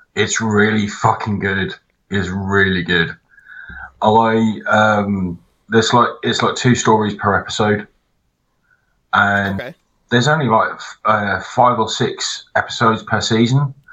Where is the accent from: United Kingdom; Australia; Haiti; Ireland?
United Kingdom; England; I'm English